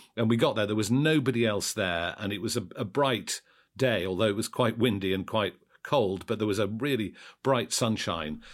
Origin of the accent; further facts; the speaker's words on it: Sheffield, Yorkshire and the Humber, United Kingdom; I was born and brought up in Sheffield, which is right next to the Peak District